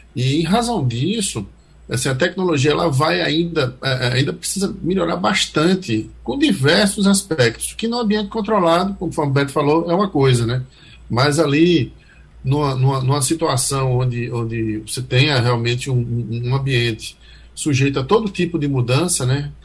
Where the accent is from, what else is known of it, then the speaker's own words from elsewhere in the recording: Northeast Region, Brazil; a gente aqui do Nordeste né, tem essa, essa, essa gíria de rapaz